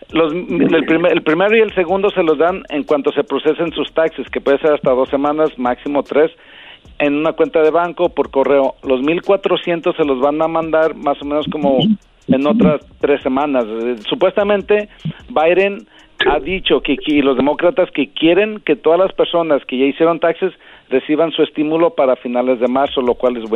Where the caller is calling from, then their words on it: Memphis, Tennessee, United States; Eh, de Memphis, Tennessee.